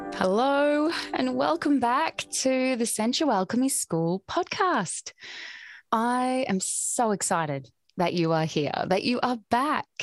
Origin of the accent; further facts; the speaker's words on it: Australia; I grew up in Australia, where I still currently reside.